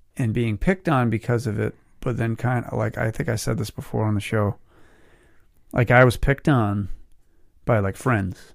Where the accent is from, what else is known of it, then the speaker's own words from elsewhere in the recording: Westport, Massachusetts, United States; my hometown of Westport, Mass